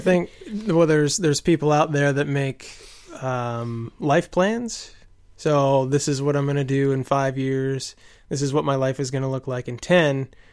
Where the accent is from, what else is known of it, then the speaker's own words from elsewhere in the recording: United States; I'm from America